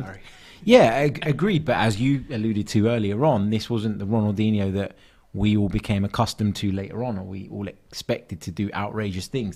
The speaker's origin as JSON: {"language": "English", "region": "London", "country": "United Kingdom", "tie": "born or raised there", "said": "I grew up in North London"}